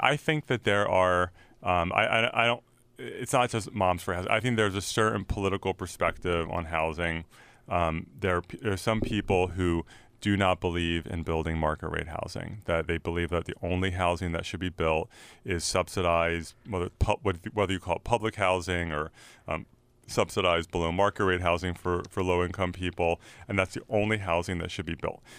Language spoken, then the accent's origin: English; San Francisco, California, United States; I'm from San Francisco